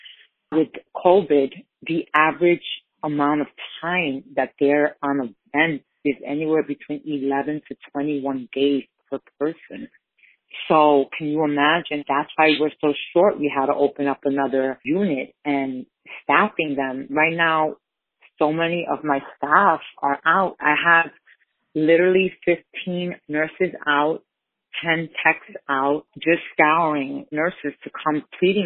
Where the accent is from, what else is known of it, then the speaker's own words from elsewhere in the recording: New York City, New York, United States; I grew up in the Lower East Side, which is my community